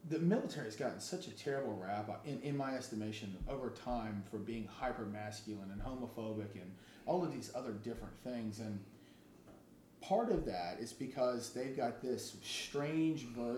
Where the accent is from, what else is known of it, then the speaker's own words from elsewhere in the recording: the South, United States; being from the South